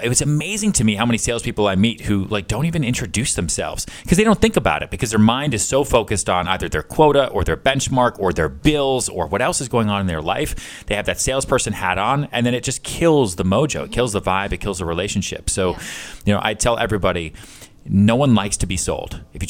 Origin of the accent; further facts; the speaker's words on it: Houston, Texas, United States; born there; also born or lived in Long Island, United States / Boston, United States; I was born in Texas, born in Houston, okay. I bounced around a lot, moved around Long Island, moved around Boston, went to college in upstate New York